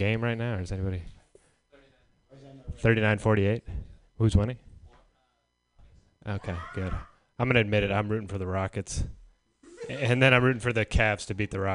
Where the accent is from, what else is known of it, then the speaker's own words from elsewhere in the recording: San Diego, California, United States; moved away; where I grew up in San Diego